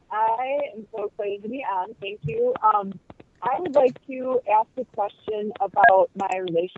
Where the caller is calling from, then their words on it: Michigan, United States; I'm from Michigan.